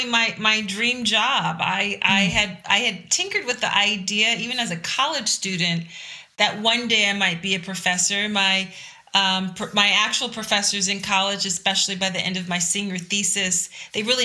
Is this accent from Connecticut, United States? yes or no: no; Philadelphia, Pennsylvania, United States; I am a resident of Philadelphia, which is also the city where I was born and raised